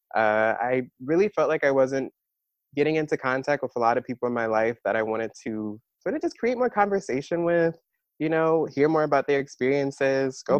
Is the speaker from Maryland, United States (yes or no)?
yes; Maryland, United States; moved away as an adult; also born or lived in New York; now in Philadelphia, United States; I was born in New York. I grew up there a little bit, and then my family moved to Maryland